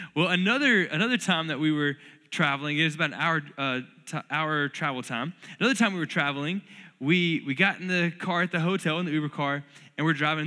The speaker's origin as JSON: {"language": "English", "region": "North Florida", "country": "United States", "tie": "born or raised there", "moved": "yes", "lives_now": "Lubbock, United States", "said": "I grew up in North Florida where it's crazy humid all the time"}